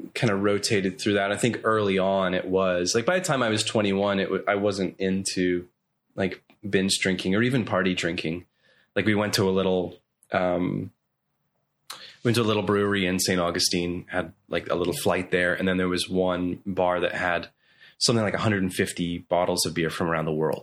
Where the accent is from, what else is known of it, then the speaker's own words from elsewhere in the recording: Belfast, Northern Ireland, United Kingdom; also born or lived in Coleraine, Northern Ireland / Nashville; now in Orlando, United States; when I was three, we moved to Belfast, which is the capital of Northern Ireland.